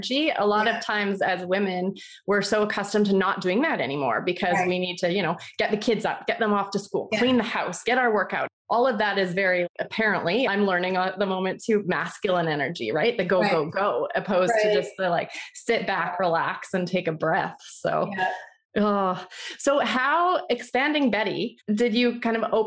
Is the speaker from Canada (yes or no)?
yes; Vancouver, British Columbia, Canada; also born or lived in California; we're from Vancouver, Canada